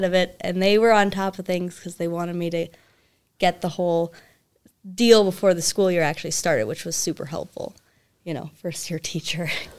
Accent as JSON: {"language": "English", "town": "Alexandria", "region": "Minnesota", "country": "United States", "tie": "born or raised there", "moved": "as an adult", "lives_now": "Willmar, United States", "said": "I grew up in Alexandria, so not too far away. But then I moved to Wilmer close to 7 years ago now."}